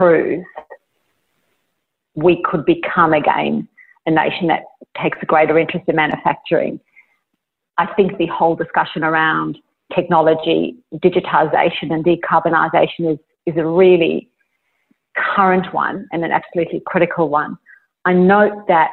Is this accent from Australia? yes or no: yes; Australia